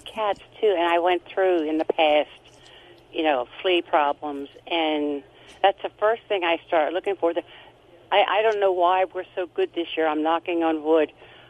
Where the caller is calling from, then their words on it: Lancaster County, Pennsylvania, United States; I am calling from Lancaster County in Pennsylvania.